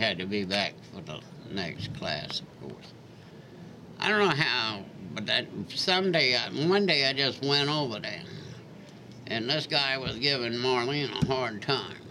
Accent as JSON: {"language": "English", "town": "Charleston", "country": "United States", "tie": "born or raised there", "also_born_or_lived": "Seattle, Washington", "said": "I would lucky to be born in Charleston"}